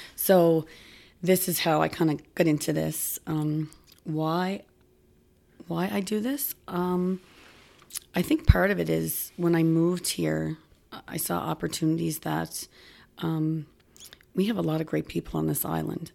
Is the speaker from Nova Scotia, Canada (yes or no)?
yes; Halifax, Nova Scotia, Canada; moved away as an adult; now in Cape Breton, Canada; I grew up in Spryfield